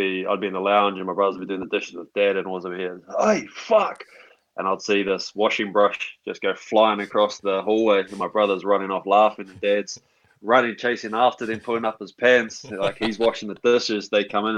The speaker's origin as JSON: {"language": "English", "town": "Upper Hutt", "region": "Wellington", "country": "New Zealand", "tie": "born or raised there", "moved": "as an adult", "lives_now": "Scotland", "said": "I raised in Upper Hutt, went to St. Pat's Silverstream College, played all my kid rugby, childhood rugby through Upper Hutt"}